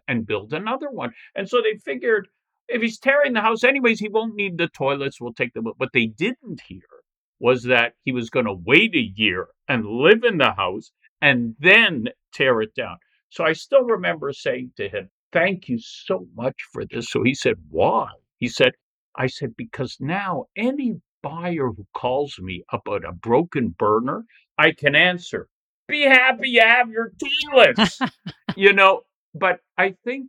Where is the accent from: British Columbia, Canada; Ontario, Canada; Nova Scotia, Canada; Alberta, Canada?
Ontario, Canada; Toronto; I was born in Toronto, raised here, and you know, very proud to be from this city